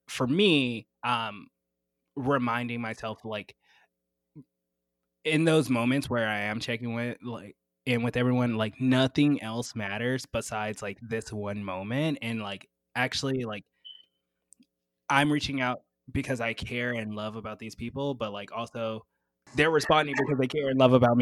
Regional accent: the South, United States; I'm from the South

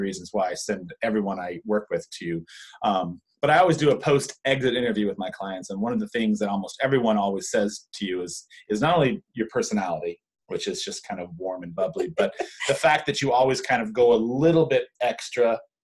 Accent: California, United States; I grew up in California

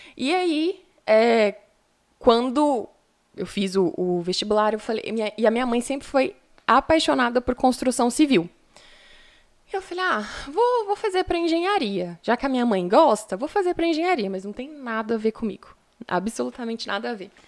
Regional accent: São Paulo, Brazil; also born or lived in Rio Doce; now in Viçosa, Brazil; fui nascida, nascida e criada em São Paulo

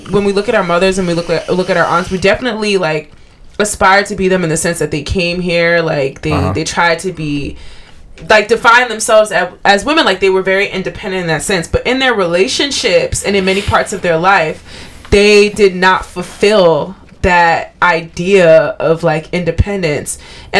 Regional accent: Liberia; Liberia, LIB.

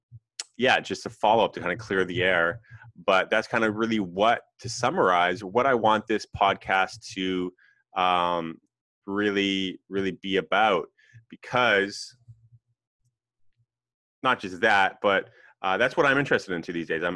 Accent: West Coast, Canada; I'm from Canada. I'm Canadian.

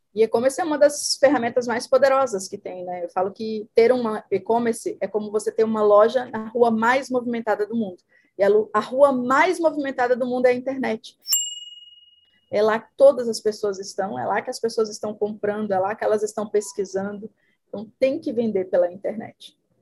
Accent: Itinga, Minas Gerais, Brazil; moved away; also born or lived in Mato Grosso do Sul; Eu sou do interior de Minas, uma cidade chamada Itinga

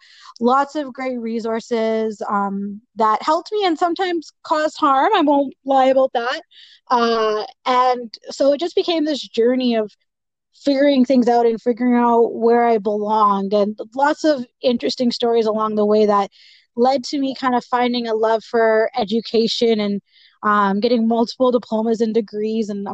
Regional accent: Edmonton, Alberta, Canada; I was born and raised in Edmonton.

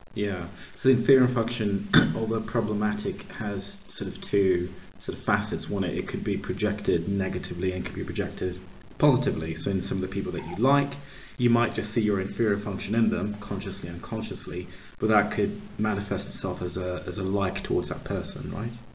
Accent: Pittsburgh, Pennsylvania, United States; also born or lived in Uganda; So I was born in Uganda. Uh, we moved to the States when I was very, very young, about one or two, grew up in Pittsburgh, Pennsylvania.

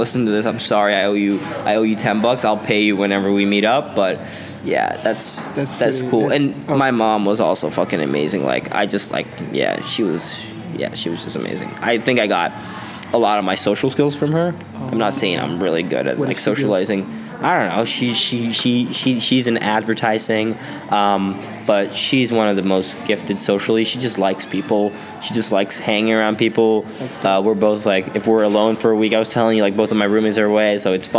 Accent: Stockholm, Stockholm County, Sweden; accent: Swedish; growing up in Sweden

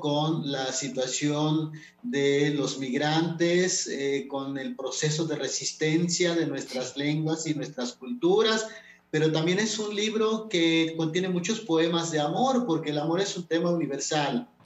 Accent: Totonac-speaking family, Totonacapan, Mexico; first language Totonac; Spanish is a second language; also born or lived in Huehuetla; yo crecí en una familia hablando todo en totonaco, o sea, papá, mamá, la abuela, este, los hermanos, todos nos comunicábamos en totonaco

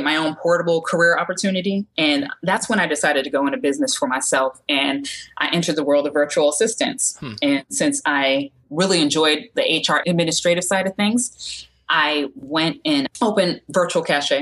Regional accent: Connecticut, United States; now in Georgia, United States; I live in Georgia now, but I'm from Connecticut

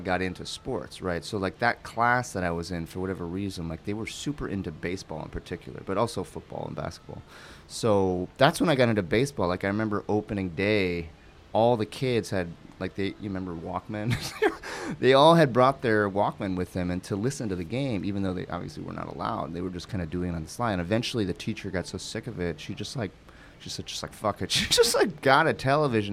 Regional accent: Cleveland, Ohio, United States; moved away; also born or lived in New York City / Toledo, Ohio; we moved from New York to Toledo, then we moved from Toledo to Cleveland. And even within Cleveland, I changed schools multiple times, from fourth to fifth grade, then to sixth grade, then again from eighth grade to ninth grade

